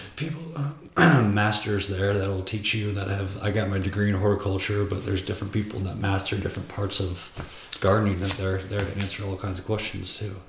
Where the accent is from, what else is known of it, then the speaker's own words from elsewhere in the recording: two hours from Chicago, Midwest, United States; moved away; if you drive from my hometown to the big city of chicago where i was at it's corn corn corn